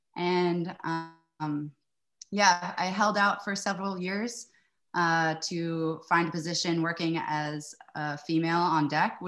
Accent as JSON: {"language": "English", "town": "Annapolis", "region": "Maryland", "country": "United States", "tie": "born or raised there", "also_born_or_lived": "Antigua", "said": "Even though Annapolis, it's a huge part of my hometown."}